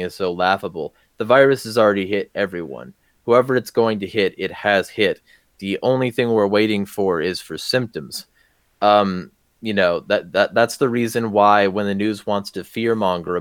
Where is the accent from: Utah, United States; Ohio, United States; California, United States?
California, United States; the Southern California desert, United States; I grew up in the SoCal desert